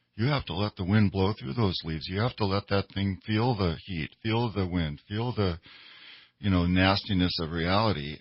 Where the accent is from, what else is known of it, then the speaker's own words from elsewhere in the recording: Minnesota, United States; I grew up in Minnesota